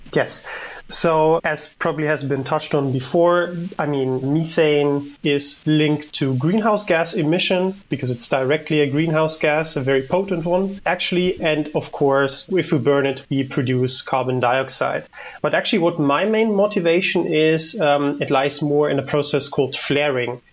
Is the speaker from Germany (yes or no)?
yes; Germany; moved away as an adult; now in Netherlands; I'm from Germany and I've been working here in the Netherlands for my PhD for a bit over three years